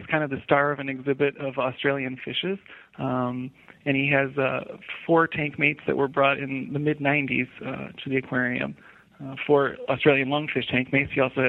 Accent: Chicagoland area, suburbs of Chicago, Illinois, United States; I grew up in the Chicagoland area, the suburbs of Chicago.

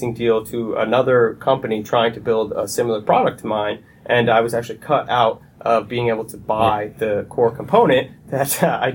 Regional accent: Connecticut, United States; I grew up in Connecticut. I moved here when I was about four

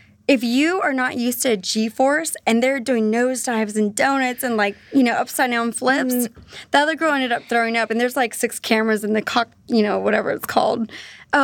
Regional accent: Salinas, California, United States; also born or lived in Monterey, California; I was born there but raised in Salinas, so it's two totally different worlds.

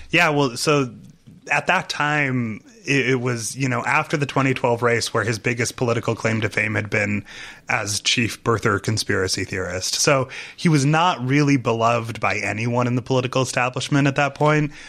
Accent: Massachusetts, United States; I grew up Mormon in Massachusetts

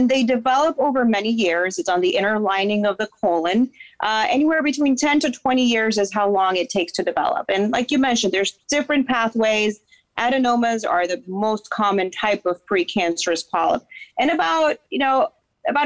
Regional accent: Dominican Republic; also born or lived in Boston, United States; now in Florida, United States; So I'm from Dominican Republic originally

